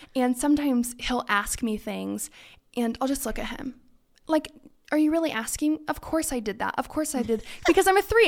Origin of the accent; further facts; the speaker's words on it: California, United States; moved away as an adult; now in Idaho, United States; I am originally from California, so born and raised